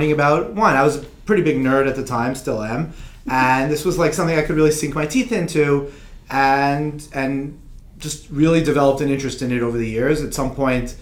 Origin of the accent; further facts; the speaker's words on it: Israel; also born or lived in United States; I grew up in Israel. I actually was born in the U.S. My parents moved to Israel when I was a kid